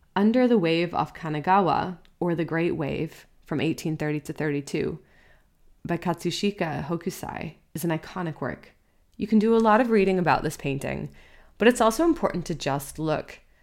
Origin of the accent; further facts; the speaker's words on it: New England, United States; Growing up in New England, we would often go to beaches on the Atlantic Ocean.